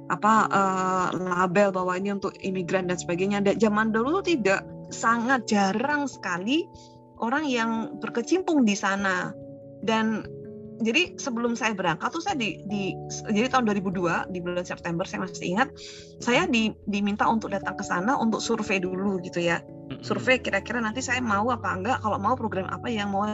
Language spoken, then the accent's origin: Indonesian; Salatiga, Central Java, Indonesia; now in Karawaci, Indonesia; saya asalnya dari Salatiga